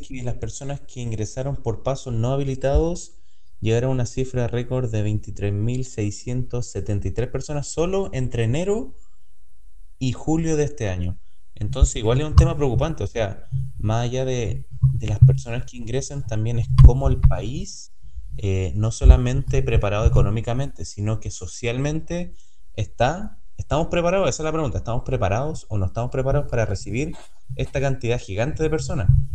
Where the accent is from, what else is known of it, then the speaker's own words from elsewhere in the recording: Chile; yo hablo desde mi punto como chileno